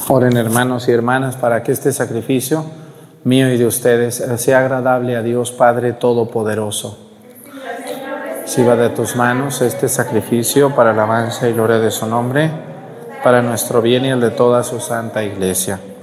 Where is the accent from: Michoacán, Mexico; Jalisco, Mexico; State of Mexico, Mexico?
Jalisco, Mexico; Mexticacán; also born or lived in Chilapa, Guerrero; now in Chilapa de Álvarez, Mexico; mi pueblo, a Mesticacán